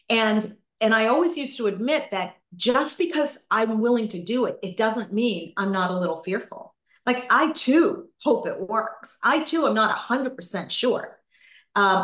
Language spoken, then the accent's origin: English; Gloucester, Massachusetts, United States; moved away; my husband and I bought a second place back in my hometown of Gloucester, Massachusetts